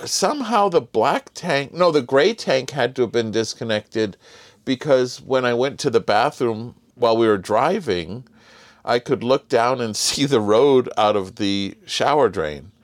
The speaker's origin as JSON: {"language": "English", "town": "Los Angeles", "region": "California", "country": "United States", "tie": "born or raised there", "said": "we grew up in Southern California in L"}